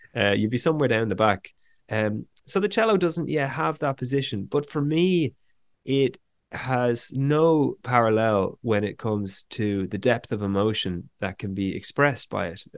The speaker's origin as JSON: {"language": "English", "town": "Dublin", "country": "Ireland", "tie": "born or raised there", "also_born_or_lived": "west of Ireland", "said": "growing up here in Ireland"}